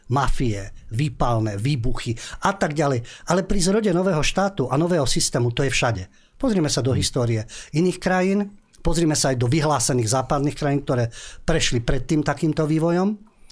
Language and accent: Slovak; Slovakia; my Slováci